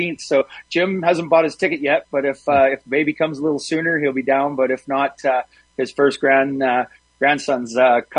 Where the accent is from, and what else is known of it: Canada